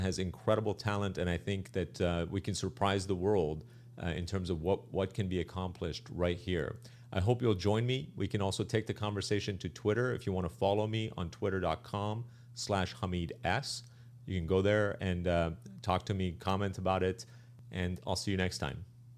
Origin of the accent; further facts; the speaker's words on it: Arizona, United States; I grew up in Arizona.